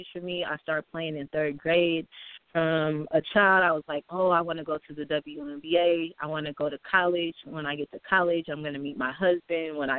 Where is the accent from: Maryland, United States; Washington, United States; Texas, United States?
Washington, United States; Seattle; I grew up in Seattle, Washington